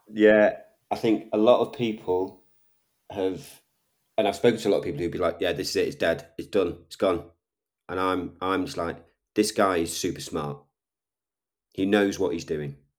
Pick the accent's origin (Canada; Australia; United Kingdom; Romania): United Kingdom; Liverpool, North West England; I'm a Scouser. I'm from Liverpool.